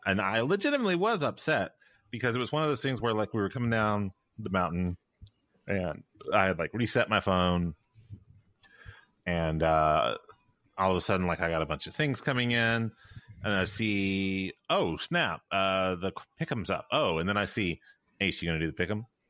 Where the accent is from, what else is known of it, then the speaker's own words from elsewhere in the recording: Memphis, Tennessee, United States; I'm from Memphis